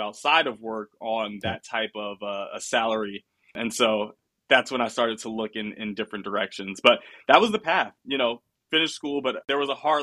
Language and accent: English; New York, United States; moved away as an adult; also born or lived in Pennsylvania / Florida; now in Sunnyvale, United States; I'm from New York originally. So leaving school, I went back home